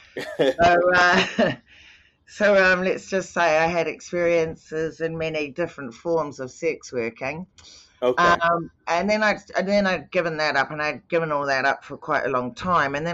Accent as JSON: {"language": "English", "country": "New Zealand", "tie": "born or raised there", "said": "I grew up in New Zealand"}